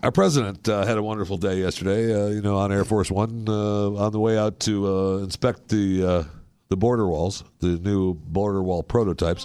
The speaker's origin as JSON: {"language": "English", "region": "Michigan", "country": "United States", "tie": "born or raised there", "moved": "yes", "said": "when I was raised in Michigan"}